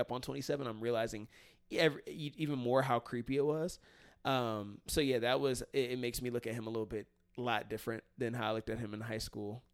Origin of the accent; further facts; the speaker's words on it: Cincinnati, Ohio, United States; moved away as an adult; now in California, United States; I haven't lived in the city I grew up in since I graduated